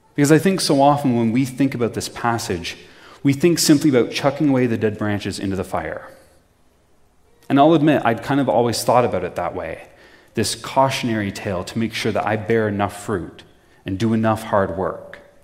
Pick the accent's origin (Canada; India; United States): Canada; Prince Edward County, Ontario; I'm originally from Prince Edward County